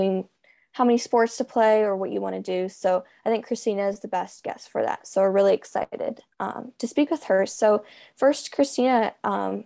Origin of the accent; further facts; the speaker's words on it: United States; I'm a swimmer from the United States